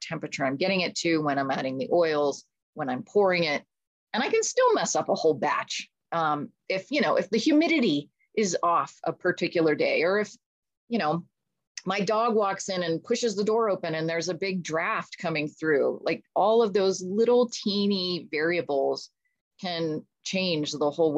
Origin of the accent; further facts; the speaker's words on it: Pittsburgh, Pennsylvania, United States; moved away as an adult; also born or lived in England; I grew up in Pittsburgh